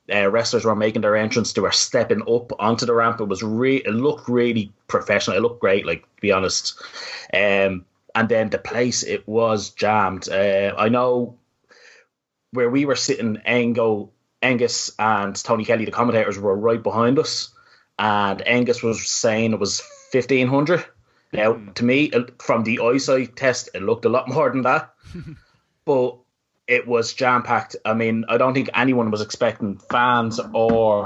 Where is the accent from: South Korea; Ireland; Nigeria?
Ireland; I am not the strongest Irish speaker in the world